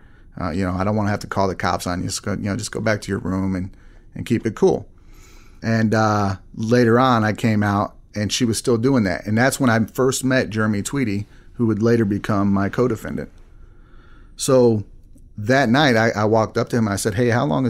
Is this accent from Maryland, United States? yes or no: no; Texas, United States; moved away as an adult; also born or lived in Arizona / Wisconsin / Illinois; lived in Texas most of my life